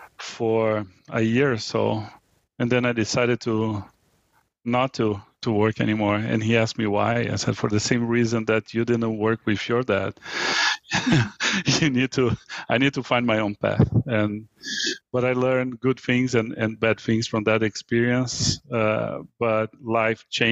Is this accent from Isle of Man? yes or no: no; Brazil; moved away as an adult; now in United States; I was born in Brazil. I moved to the U.S. 23 years ago